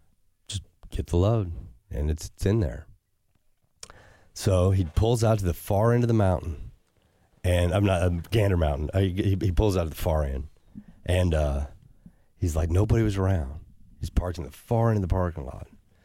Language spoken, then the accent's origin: English; Puerto Rico; I've got people. I'm from Puerto Rico. You're a gringo. I can go down there.